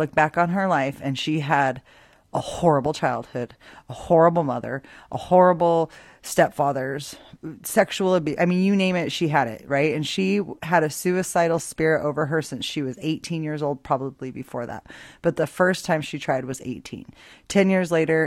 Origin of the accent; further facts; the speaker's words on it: Boise, Idaho, United States; I grew up in Boise, Idaho